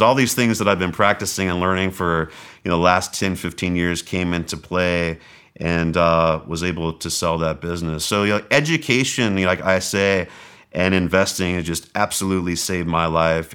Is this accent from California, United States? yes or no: yes; Southern California, United States; moved away; also born or lived in Mesa, Arizona; I was from Southern California